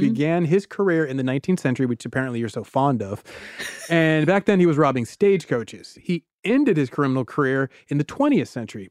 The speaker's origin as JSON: {"language": "English", "region": "Georgia", "country": "United States", "tie": "born or raised there", "said": "my home state of Georgia"}